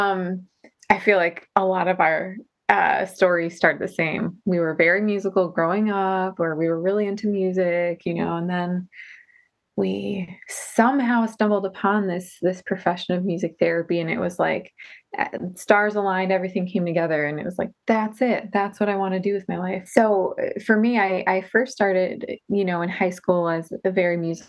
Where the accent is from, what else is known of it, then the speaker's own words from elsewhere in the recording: New Jersey, United States; moved away as an adult; also born or lived in New York City; now in Rochester, United States; I grew up in New Jersey in the USA, and then went up to Rochester, New York for school